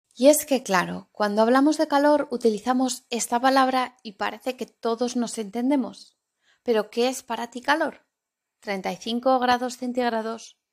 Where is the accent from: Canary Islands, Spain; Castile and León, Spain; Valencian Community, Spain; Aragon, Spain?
Aragon, Spain; Zaragoza; now in Cantabria, Spain; en Zaragoza, la ciudad en la que me he criado y en la que he vivido la mayor parte de mi vida